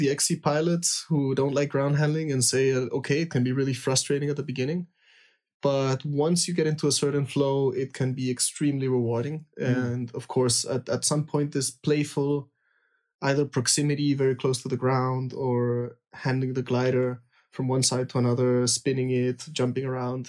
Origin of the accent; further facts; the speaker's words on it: Lima, Peru; I was born in Peru, means I grew up in soaring on the coast in Lima.